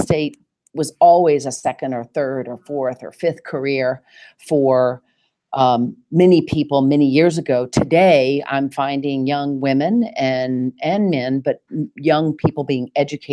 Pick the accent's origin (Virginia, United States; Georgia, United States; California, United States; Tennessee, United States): Tennessee, United States; Nashville; accent: Southern; now in New York, United States; I was born and raised in Nashville, Tennessee